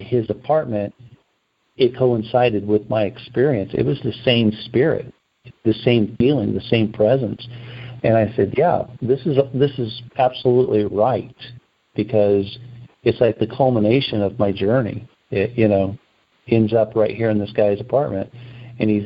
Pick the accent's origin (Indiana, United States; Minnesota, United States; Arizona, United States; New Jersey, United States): Indiana, United States; by the time I'm a senior in high school, I'm in Indiana